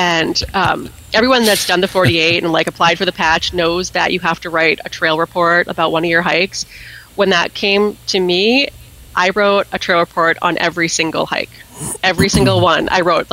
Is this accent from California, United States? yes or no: no; Gilford, New Hampshire, United States; I grew up in Guilford, New Hampshire